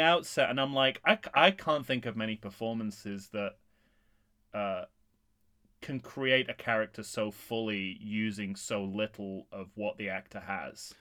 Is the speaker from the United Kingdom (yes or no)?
yes; England, United Kingdom; being an Englishman who puts on an accent quite a lot